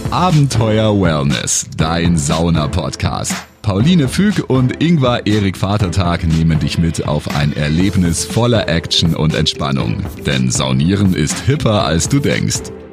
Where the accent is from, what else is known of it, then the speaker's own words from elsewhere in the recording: Fichtel Mountains, around Weißenstadt, Bavaria, Germany; moved away; ich bin ja da aufgewachsen in der Gegend